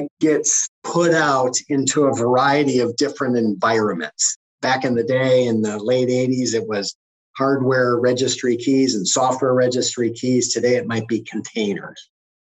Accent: Green Bay, Wisconsin, United States; I was raised in Green Bay, just a little bit over a mile from Lambeau Field

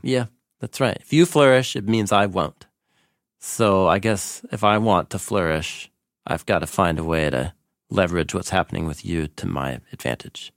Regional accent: Portland, Oregon, United States; I grew up here in Portland, and literally in the same part of Portland where we sit here and have these conversations

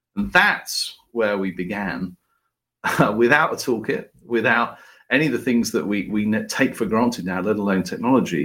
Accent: United Kingdom; as a Brit

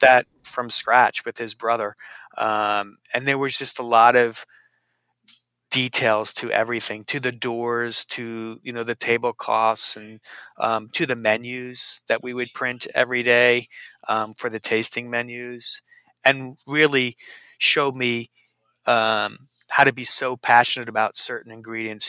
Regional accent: New Jersey, United States; I grew up in New Jersey. I'm a Jersey boy from Central Jersey

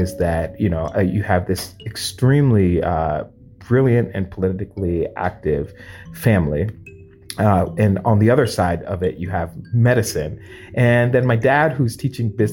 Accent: United States; also born or lived in Ghana (ancestry); a first generation Black person in the United States

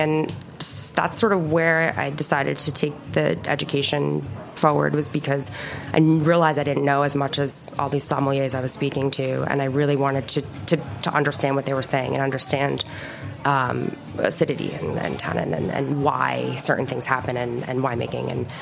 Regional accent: North Fork, Long Island, New York, United States; North Fork

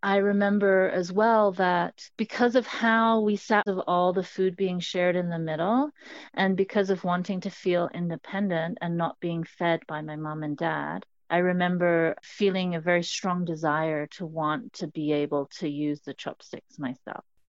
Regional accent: Hong Kong; I grew up in Hong Kong, which is a city on the southeastern coast of China.

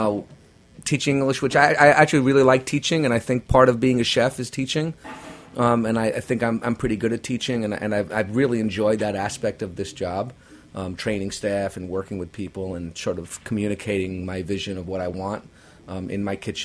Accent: Oyster Bay Cove, New York, United States; moved away as an adult; also born or lived in Brooklyn / Tokyo; Grew up in Oyster Bay Cove, went to school in Syosset. And, born and raised New York guy

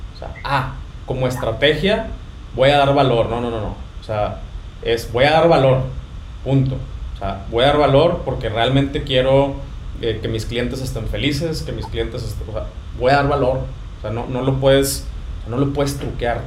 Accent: Ciudad Victoria, Tamaulipas, Mexico; los dos somos de Victoria, Tamaulipas

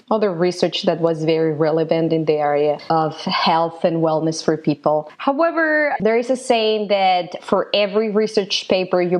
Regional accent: Guadalajara, Jalisco, Mexico; moved away; I'm originally from Mexico, from Guadalajara, Mexico

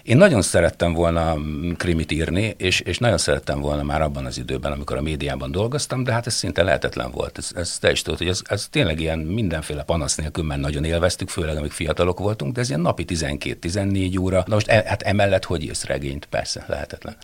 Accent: Kisvárda, Szabolcs-Szatmár-Bereg, Hungary; moved away as an adult; also born or lived in Debrecen; odahaza Kisvárdán

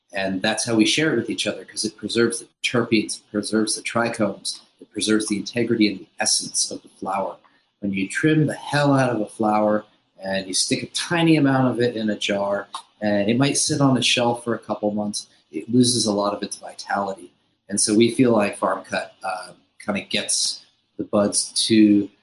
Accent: Upstate New York, United States; moved away; Upstate New York, just a little bit north of New York City

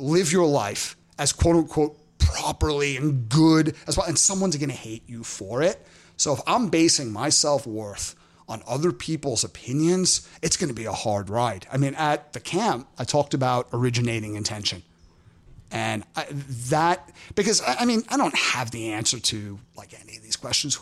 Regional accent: New York City, New York, United States; now in Los Angeles, United States; So when I was growing up in Brooklyn, there was a candy store

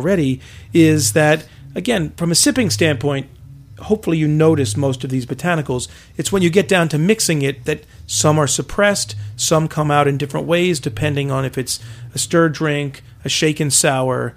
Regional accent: Maryland, United States; now in New York, United States; I'm from Maryland originally, grew up with a wonderful heritage of rye whiskey

